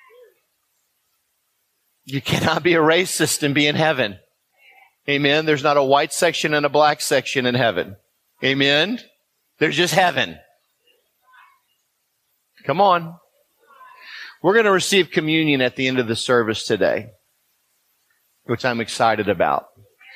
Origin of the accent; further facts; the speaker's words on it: Houston, Texas, United States; I'm a white man born in Houston, Texas